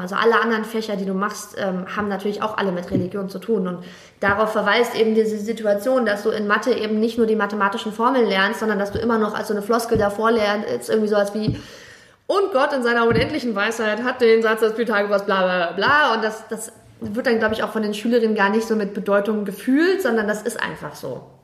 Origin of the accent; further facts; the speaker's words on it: Germany; also born or lived in Jeddah, Saudi Arabia; bei uns in Deutschland